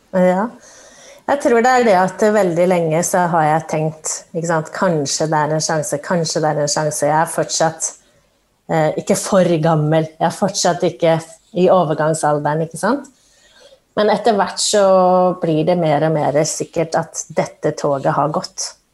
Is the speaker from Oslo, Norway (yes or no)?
yes; Oslo, Norway; født og oppvokst i Oslo